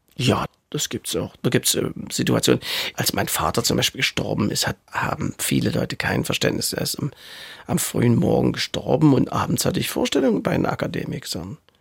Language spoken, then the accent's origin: German; Saxony, Germany; accent: Saxon; das Sächsisch, was ich spreche, ist zwar Sächsisch, aber sehr gut verständlich